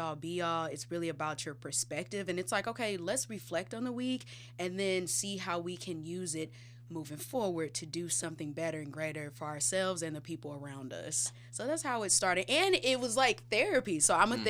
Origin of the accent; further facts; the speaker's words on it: St. Louis, Missouri, United States; I'm from here. I'm from St. Louis.